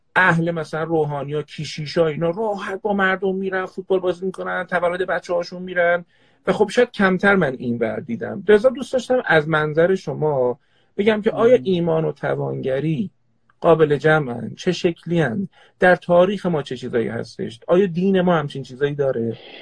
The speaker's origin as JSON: {"language": "Persian", "town": "Tehran", "region": "Tehran Province", "country": "Iran", "tie": "born or raised there", "also_born_or_lived": "Qazvin", "said": "در حسنوات تهران به دنیا اومدم اصالتا خانواده پدریم قزوینی هستن"}